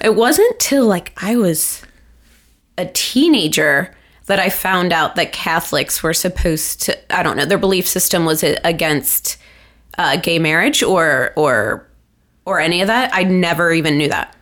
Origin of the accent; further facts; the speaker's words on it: Cincinnati, Ohio, United States; when I went, it was, like, the largest high school in Ohio